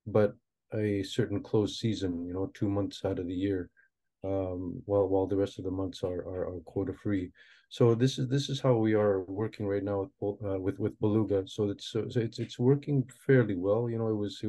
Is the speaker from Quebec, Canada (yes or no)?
yes; Inukjuak, Quebec, Canada; also born or lived in Moose Factory, Ontario; brought up here in Inuktitut, and I've done most of my schooling here